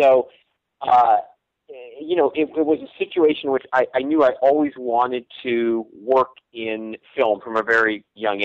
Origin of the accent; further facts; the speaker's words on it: northeastern Ohio, United States; now in Los Angeles, United States; I grew up sort of in the northeastern, you know, corner of northeastern part of the state